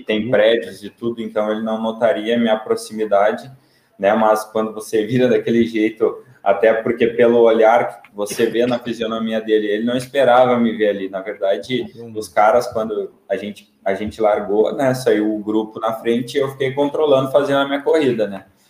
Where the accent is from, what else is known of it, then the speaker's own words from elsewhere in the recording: Sapiranga, Rio Grande do Sul, Brazil; moved away as an adult; also born or lived in Porto Alegre; now in Praia Grande, Brazil; sou de, de Sapiranga, né, no Rio Grande do Sul